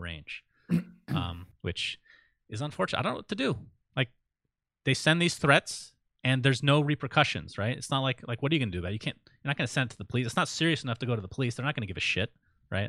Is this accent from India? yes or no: no; Saudi Arabia; moved away; I was born in Saudi Arabia, Sindarin. I, I know what it can be like over there. It's, it definitely has its challenges. It was kinda scary for me growing up to some degree